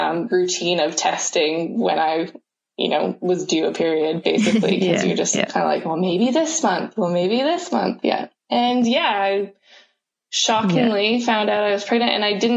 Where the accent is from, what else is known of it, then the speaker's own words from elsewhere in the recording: Canada; moved away as an adult; also born or lived in United Kingdom; now in New Zealand; originally I'm from Canada, as you can probably tell by my accent. But I've been living in New Zealand for, the last 10 years or so